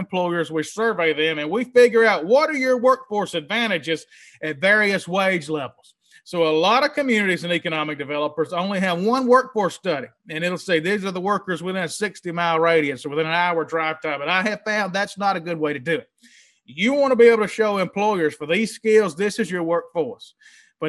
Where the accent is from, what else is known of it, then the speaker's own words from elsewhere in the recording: Mississippi, United States; now in New Orleans, United States; Little hometown I grew up in Mississippi